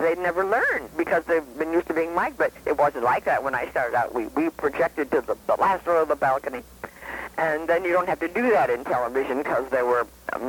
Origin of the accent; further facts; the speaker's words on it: Detroit, Michigan, United States; now in New York, United States; When I grew up in Detroit, I always wanted to be in New York.